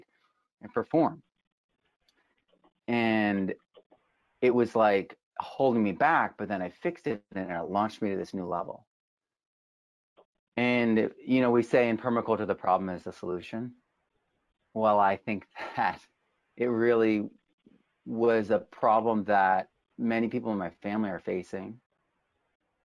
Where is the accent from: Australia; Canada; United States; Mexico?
United States; New England; moved away; also born or lived in New York City; I grew up in New England, kind of like the Horn of America.